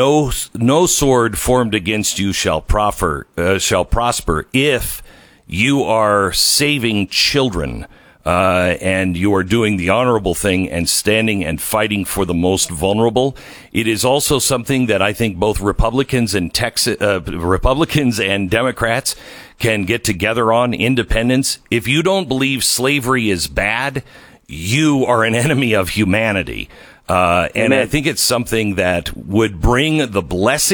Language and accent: English; Seattle, Washington, United States; I grew up in the Pacific Northwest. I grew up in the Seattle area